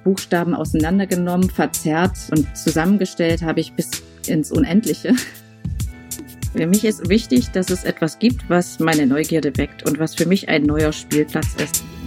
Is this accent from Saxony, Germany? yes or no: yes; Saxony, Germany; also born or lived in Dresden; now in Halle, Germany; Ich komme ja eher so aus der sächsischen Ecke